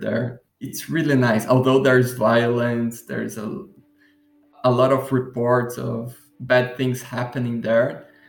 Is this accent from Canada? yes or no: no; Curitiba, Paraná, Brazil; now in Florianópolis, Brazil; I was born in Curitiba, which is a city in the southern part of Brazil.